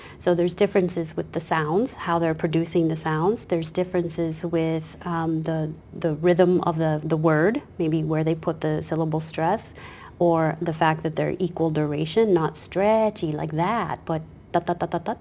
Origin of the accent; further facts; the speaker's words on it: Kansas, United States; moved away; This is my hometown, my home state